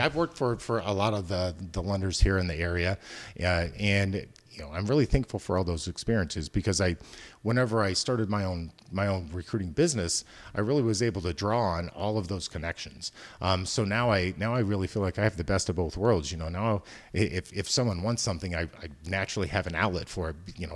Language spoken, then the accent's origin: English; Decatur, Illinois, United States; also born or lived in Chicago; those of us that are born and raised in the Midwest kind of grow up with a certain, uh, work ethic